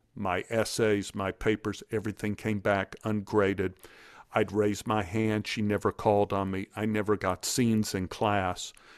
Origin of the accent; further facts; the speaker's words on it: Dallas, Texas, United States; I grew up in Oak Cliff, I grew up with a lot of bullies